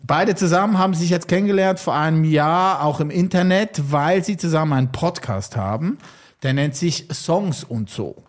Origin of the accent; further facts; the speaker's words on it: valley neighbouring Buttisholz, Lucerne, Switzerland; Das ist im Nachbartal von wo ich aufgewachsen